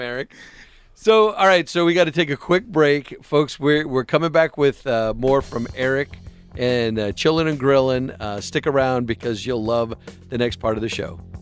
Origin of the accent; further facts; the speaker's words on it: Tucson, Arizona, United States; a kid from Tucson that didn't grow up with National League Baseball